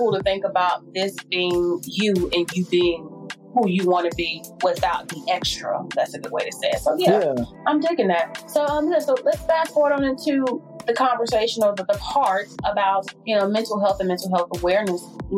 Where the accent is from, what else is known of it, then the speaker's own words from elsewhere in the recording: North Carolina, United States; I'm from North Carolina, so I'm not out of the South